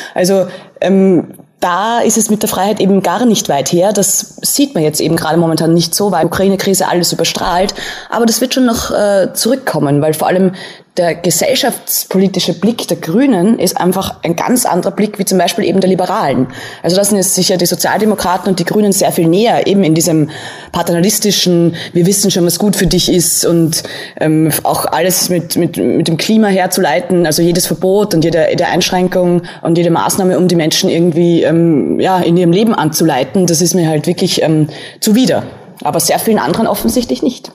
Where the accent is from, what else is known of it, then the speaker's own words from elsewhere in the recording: Austria; als Österreicherin